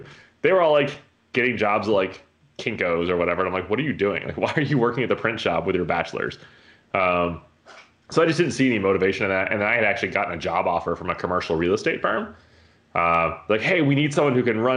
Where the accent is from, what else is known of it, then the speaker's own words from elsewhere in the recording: Colorado, United States; I grew up in Colorado in like the mountains, like 9,000 feet elevation, tiny little town.